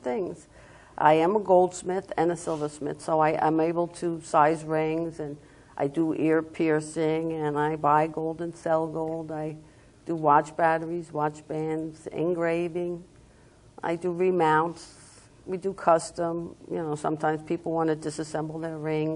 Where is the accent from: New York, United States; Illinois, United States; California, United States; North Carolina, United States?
New York, United States; Long Island; accent: New York; moved away as an adult; now in Florida, United States; as everybody knows by my accent, I'm from Long Island, New York